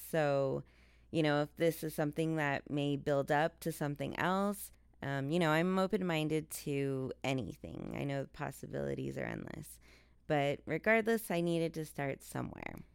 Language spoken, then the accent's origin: English; El Paso, Texas, United States; my hometown of El Paso, Texas